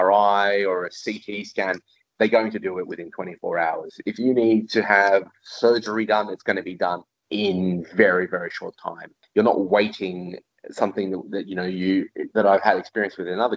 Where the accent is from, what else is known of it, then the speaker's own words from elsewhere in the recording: Australia; also born or lived in Europe; now in Singapore; I grew up in Australia